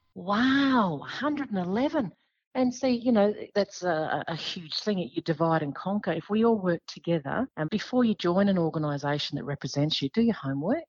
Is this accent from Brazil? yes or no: no; Australia; also born or lived in Western Australia; we as Australian lawmakers